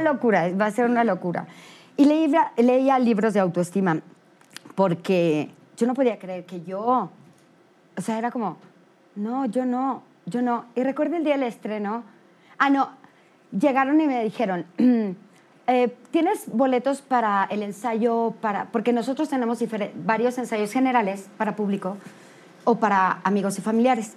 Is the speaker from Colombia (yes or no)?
no; Mexico; como mexicanos